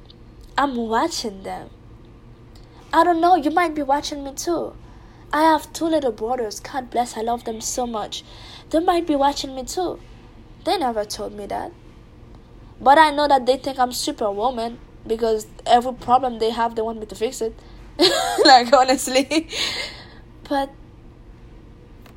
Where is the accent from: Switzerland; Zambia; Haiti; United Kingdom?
Haiti; I'm from Haiti, and Haitians, they are big fan of soccer. In our country, we call it football